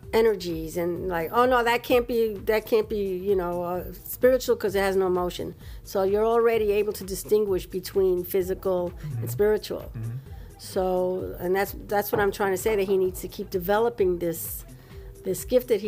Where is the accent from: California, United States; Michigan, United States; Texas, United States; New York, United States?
New York, United States; We're from New York.